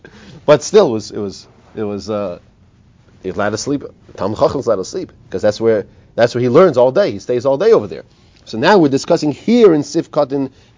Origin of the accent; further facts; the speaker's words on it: United States; I'm this American